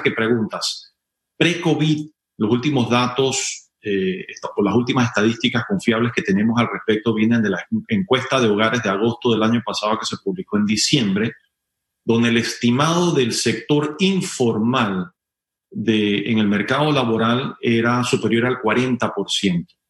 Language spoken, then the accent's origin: Spanish; Panama; todos somos ciudadanos y panameños